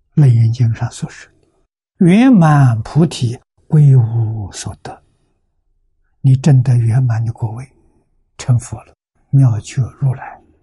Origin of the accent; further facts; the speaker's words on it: China; 那我们中国跟他比呢